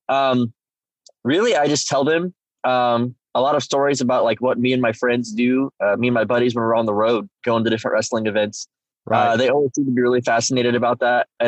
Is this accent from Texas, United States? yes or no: no; Whittier, Alaska, United States; born there; I was I was born in Alaska. Uh, I lived in uh, Whittier, Alaska, which actually is a really fascinating town